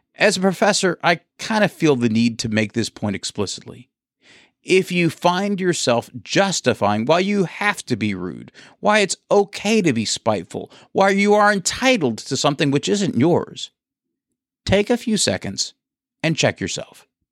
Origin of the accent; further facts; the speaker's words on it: Bowling Green, Kentucky, United States; now in Tampa, United States; I grew up in Bowling Green, Kentucky